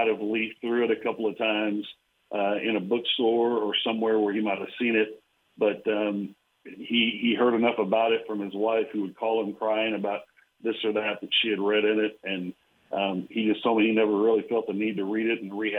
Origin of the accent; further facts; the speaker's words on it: Abilene, Texas, United States; I grew up in Abilene and went to Abilene High